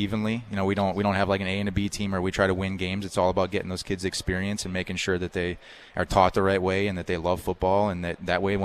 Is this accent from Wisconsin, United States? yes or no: yes; La Crosse, Wisconsin, United States; moved away as an adult; also born or lived in Racine, Wisconsin; I grew up in La Crosse, went to La Crosse Central High School